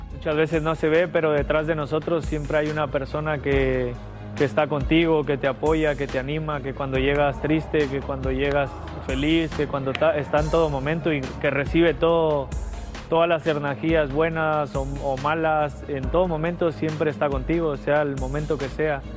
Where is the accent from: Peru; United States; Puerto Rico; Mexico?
Mexico; yo como mexicano